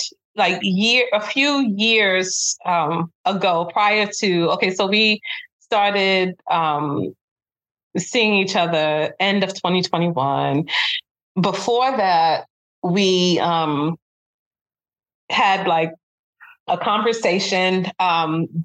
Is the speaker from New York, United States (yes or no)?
yes; Brooklyn, New York, United States; in Brooklyn, which is my hometown